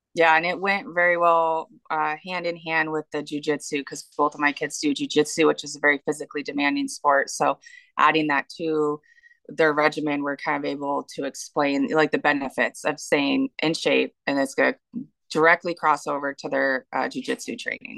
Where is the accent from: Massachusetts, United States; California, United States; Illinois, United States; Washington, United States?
Washington, United States; moved away as an adult; also born or lived in Tennessee / North Carolina; I grew up in Washington. I've lived here my entire